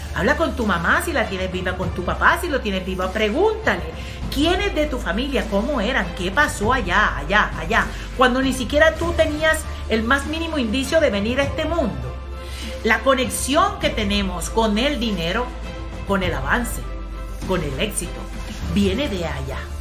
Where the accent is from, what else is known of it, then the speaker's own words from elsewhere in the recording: Colombia; Yo soy de Colombia, vengo de un país de Sudamérica